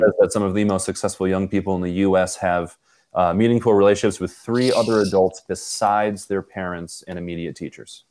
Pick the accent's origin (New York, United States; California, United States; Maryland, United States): New York, United States; Buffalo; I'm from Buffalo in Poland